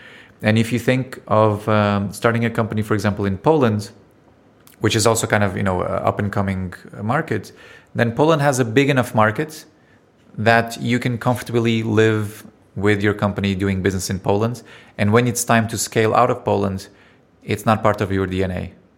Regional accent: Portugal; now in Estonia; I'm from Portugal.

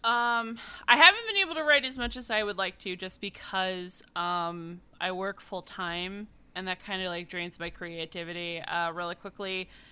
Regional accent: East Coast, United States; also born or lived in New York City; I was born and raised on the East Coast.

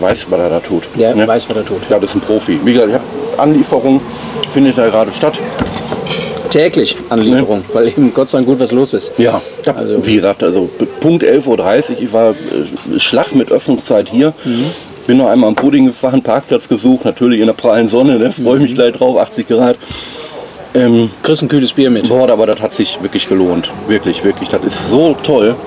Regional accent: Oberhausen, North Rhine-Westphalia, Germany; ich bin im Oberhausen am Norden aufgewachsen.

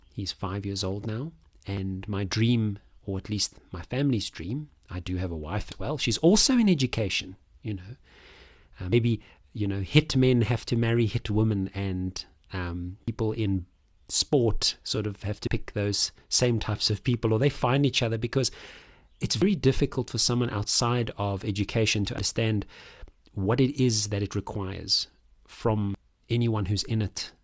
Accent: South Africa; I'm a South African man, thirty-five, thirty-five-year-old

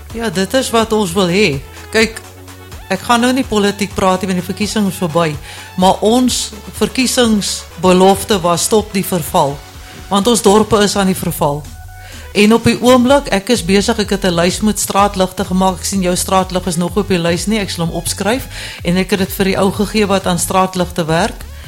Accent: Cape Town, Western Cape, South Africa; also born or lived in Johannesburg; now in Deneysville, South Africa; lank lank gelede as ek in die Kaap gebore.

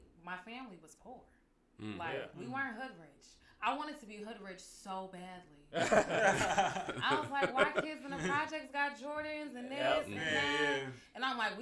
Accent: San Francisco, California, United States; also born or lived in Oakland / Vallejo; I grew up in Lakeview mainly.

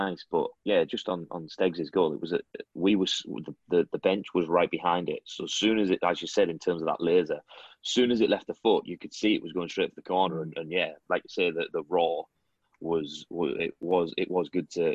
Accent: Middlesbrough, North East England, United Kingdom; moved away; I'm actually from the northeast, from Middlesbrough, same as old Big Ed

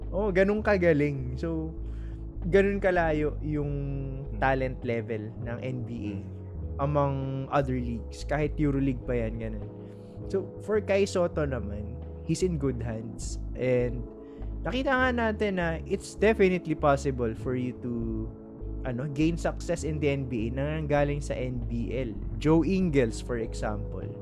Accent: Philippines; as a Filipino

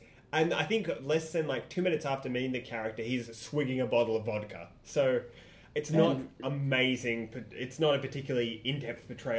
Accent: Australia; as an Australian

